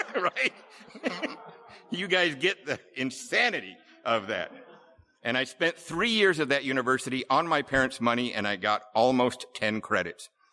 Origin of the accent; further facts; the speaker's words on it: Seattle, Washington, United States; moved away; We, uh, lived here in Seattle. I grew up in Ballard.